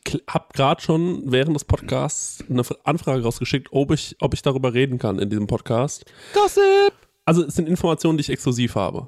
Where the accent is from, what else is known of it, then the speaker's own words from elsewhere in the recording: Goldbach, Bavaria, Germany; ich komme aus Goldbach, das ist ja so ein äh, Vorort von Aschaffenburg